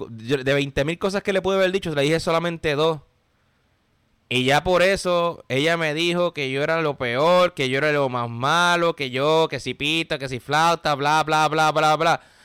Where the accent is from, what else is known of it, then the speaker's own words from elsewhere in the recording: Puerto Rico; moved away as an adult; now in United States; me vine de Puerto Rico a Estados Unidos